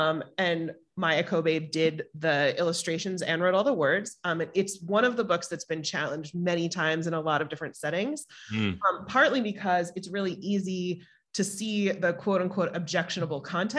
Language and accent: English; New York, United States; I mean, I'm a Jew from New York, Todd.